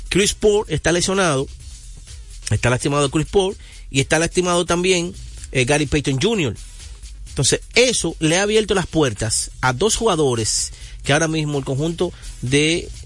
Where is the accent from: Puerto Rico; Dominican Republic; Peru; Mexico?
Dominican Republic; yo soy dominicano.